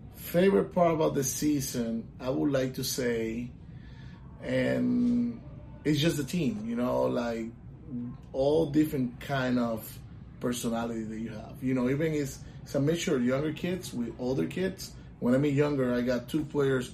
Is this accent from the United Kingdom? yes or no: no; Puerto Rico; moved away as an adult; now in Orlando, United States; I'm, I'm from Puerto Rico. I was born and raised in Puerto Rico. I moved to Orlando when I was 25 years old